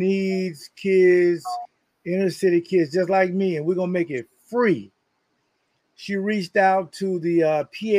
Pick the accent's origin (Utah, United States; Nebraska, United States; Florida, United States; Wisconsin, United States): Florida, United States; Jacksonville; my hometown in Jacksonville, Florida